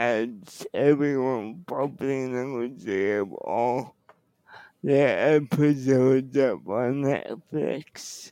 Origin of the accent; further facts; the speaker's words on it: Canada; our identity as Canadian